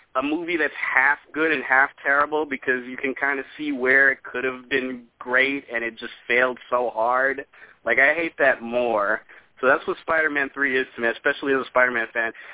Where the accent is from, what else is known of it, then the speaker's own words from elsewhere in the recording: New York, United States; I'm from New York